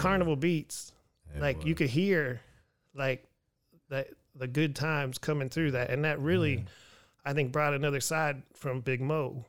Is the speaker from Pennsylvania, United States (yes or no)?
yes; Pennsylvania, United States; now in Houston, United States; I was born in Pennsylvania, but I came to Texas